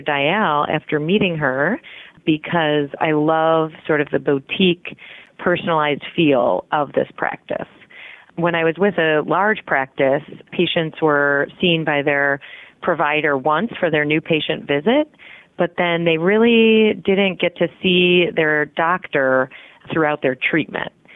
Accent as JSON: {"language": "English", "town": "Chicago", "region": "Illinois", "country": "United States", "tie": "born or raised there", "moved": "as an adult", "lives_now": "St. Louis, United States", "said": "I was born and raised in Chicago. So, I've always been a Midwest girl"}